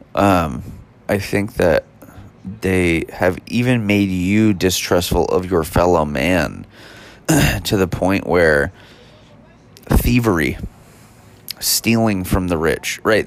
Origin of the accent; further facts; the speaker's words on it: United States; as an American